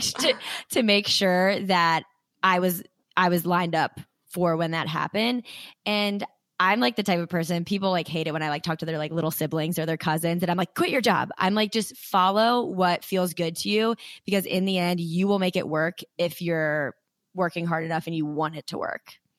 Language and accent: English; Frederick, Maryland, United States; I'm from Frederick, Maryland